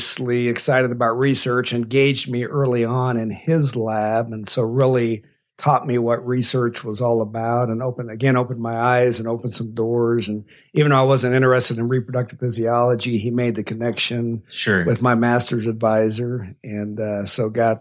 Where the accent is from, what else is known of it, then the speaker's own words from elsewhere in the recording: Midwest, United States; moved away as an adult; also born or lived in Las Cruces, New Mexico; now in Lubbock, United States; we grew up in the Midwest, very isolated in that culture.